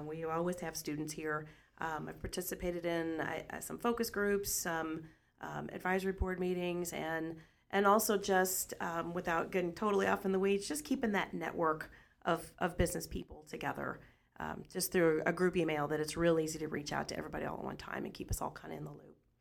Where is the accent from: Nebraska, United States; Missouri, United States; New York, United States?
Missouri, United States; Washington; I grew up in Washington